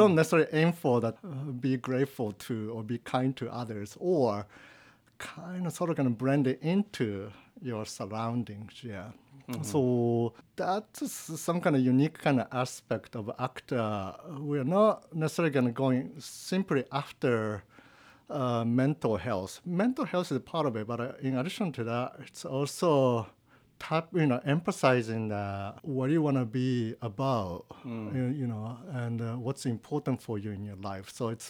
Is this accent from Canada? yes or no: no; Japan; English is a second language; moved away as an adult; now in United States; I'm from Japan. So I was born like in 1974. And then when I was 18, like in 1993, I decided to come into the States is a good idea.